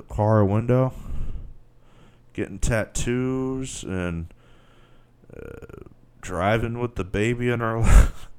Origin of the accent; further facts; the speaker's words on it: United States; I'm an American